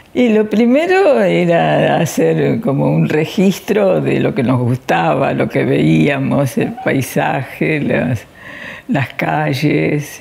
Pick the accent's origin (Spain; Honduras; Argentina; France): Argentina; somos argentinas